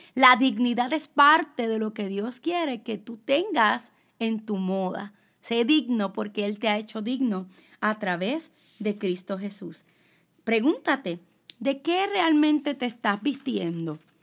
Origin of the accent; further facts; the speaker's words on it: Puerto Rico; yo soy puertorriqueña, soy latina